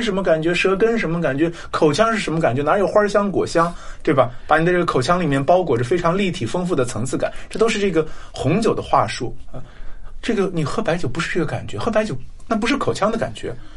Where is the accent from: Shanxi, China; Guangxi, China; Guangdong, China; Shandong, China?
Shanxi, China; 我自己作为一个山西人